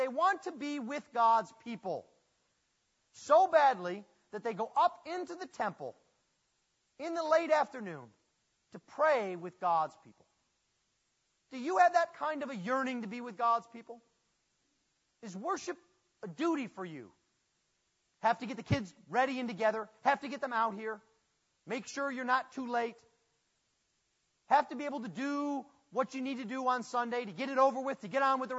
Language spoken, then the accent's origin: English; Buffalo, New York, United States; moved away; I'm from Buffalo